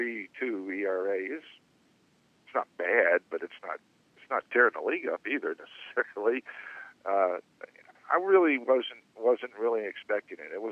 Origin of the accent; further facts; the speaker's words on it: New York, United States; moved away; I grew up in New York